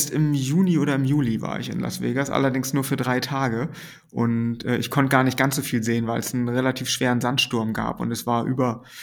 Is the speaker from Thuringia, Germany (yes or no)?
no; Schleswig-Holstein, Germany; Ich komme ja eigentlich aus der Nähe von Kiel und Kiel war immer so die, die große Stadt in der Nähe.